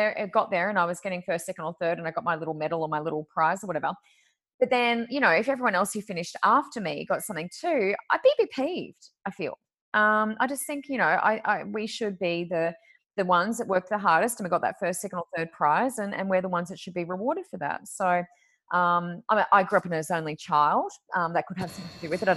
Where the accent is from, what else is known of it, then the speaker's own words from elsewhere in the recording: Australia; also born or lived in New South Wales / Queensland; I moved states from New South Wales to Queensland